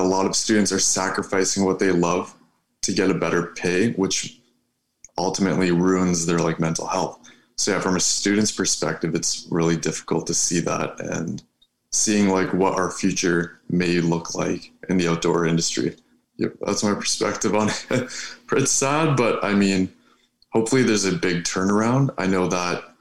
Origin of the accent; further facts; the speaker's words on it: Ontario, Canada; I'm from Ontario. I go to school in Sudbury